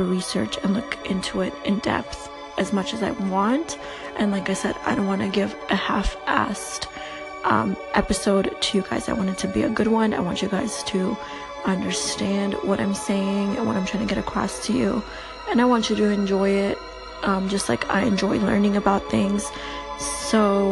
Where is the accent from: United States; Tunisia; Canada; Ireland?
Canada; Toronto, Ontario; also born or lived in Albania; I'm from Toronto. I moved here when I was like 8 years old, so I've been living here for a good 17 years now. I still speak Albanian. I'm from Albania